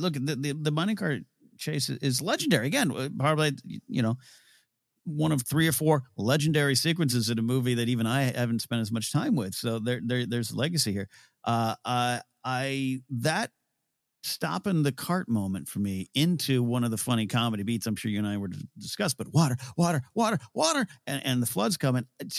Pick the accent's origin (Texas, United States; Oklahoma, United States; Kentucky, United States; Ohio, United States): Ohio, United States; Rio Grande; We had in my hometown in the village of Rio Grande, there's a swinging bridge. It's much more stable than this one.